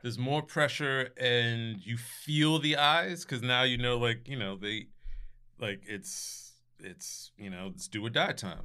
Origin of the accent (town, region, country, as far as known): Scotch Plains, New Jersey, United States; born or raised there; moved away